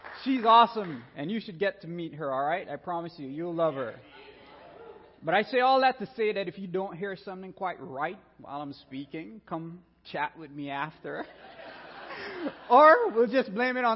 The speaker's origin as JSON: {"language": "English", "country": "Belize", "tie": "born or raised there", "moved": "yes", "said": "I'm a Caribbean boy, born and raised in Belize, land of the free by the Carib Sea"}